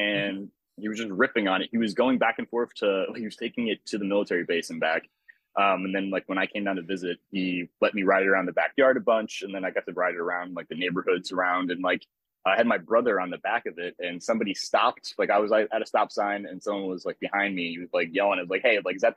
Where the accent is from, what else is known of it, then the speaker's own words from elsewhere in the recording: Cleveland, Ohio, United States; moved away as an adult; also born or lived in Nebraska / Pittsburgh, Pennsylvania; now in Florida, United States; I grew up in Cleveland, Ohio